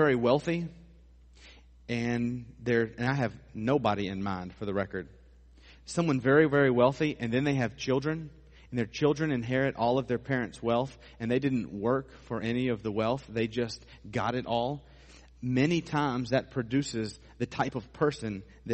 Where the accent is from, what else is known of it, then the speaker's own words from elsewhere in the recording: United States; we as American Christians